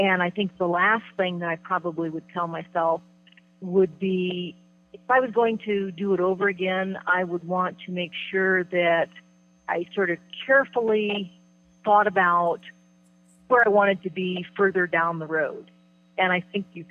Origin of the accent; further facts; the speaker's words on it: Midwest, United States; moved away; I came from the Midwest originally